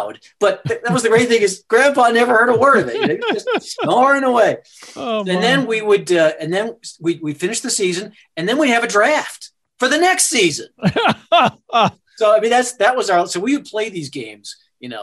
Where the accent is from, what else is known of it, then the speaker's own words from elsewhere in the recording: Sparta, Wisconsin, United States; moved away; also born or lived in Davenport, Iowa; my hometown is Sparta, Wisconsin, is where I grew up, and very small town